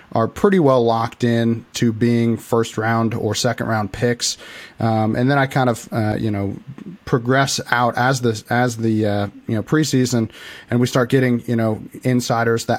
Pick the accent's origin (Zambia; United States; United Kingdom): United States; Illinois; I'm actually from Illinois. I live right in the middle of Illinois, very, very tiny town